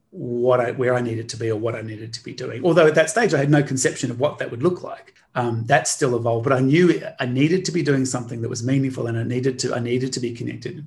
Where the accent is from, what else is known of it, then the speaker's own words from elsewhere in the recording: Australia; growing up in Australia, I grew up in a mud brick house